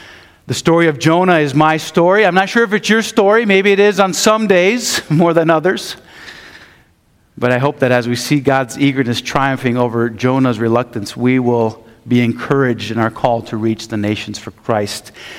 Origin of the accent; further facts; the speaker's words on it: Madrid, Community of Madrid, Spain; I grew up in Spain. Grew up in Madrid. My parents were missionaries.